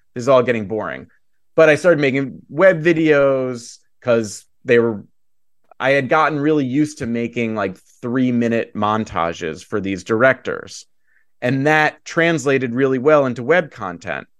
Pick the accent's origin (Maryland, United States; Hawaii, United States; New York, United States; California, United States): New York, United States; New York City; I grew up in New York City